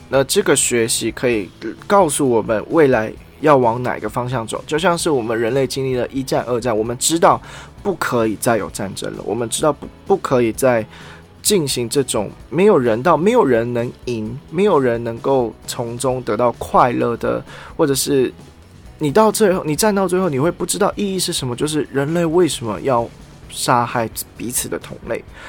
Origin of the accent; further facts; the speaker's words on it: Taiwan; 我是台湾人